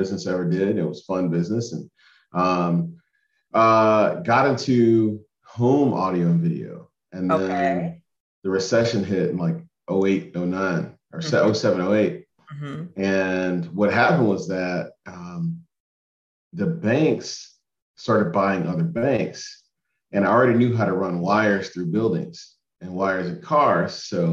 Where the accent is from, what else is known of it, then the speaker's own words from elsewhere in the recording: Montgomery, Alabama, United States; I'm from Montgomery, my parents were entrepreneurs